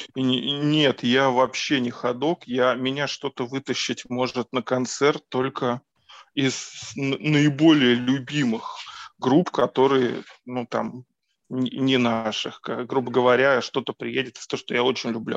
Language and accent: Russian; Moscow, Russia; я из Москвы, тут родился, тут и вырос